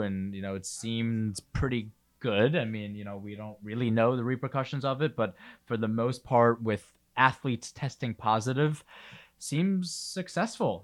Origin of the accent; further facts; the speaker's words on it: New York, United States; obviously I'm a New Yorker